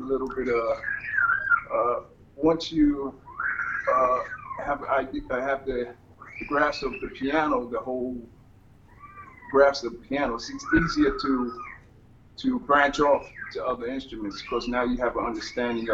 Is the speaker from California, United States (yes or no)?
no; Jersey City, New Jersey, United States; We grew up in Jersey City. New Jersey.